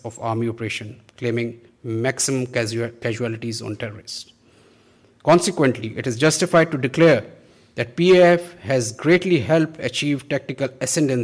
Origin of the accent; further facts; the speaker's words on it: Pakistan; We, as Pakistani nation